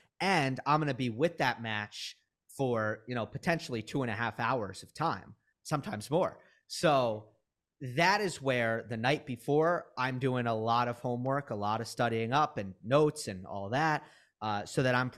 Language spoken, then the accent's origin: English; Westchester, New York, United States; I grew up in Westchester, New York. So I go into the US Open.